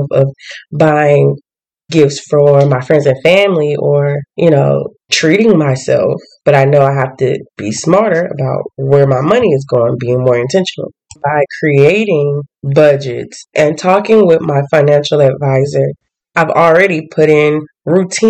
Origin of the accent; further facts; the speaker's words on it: the South, United States; I'm from the South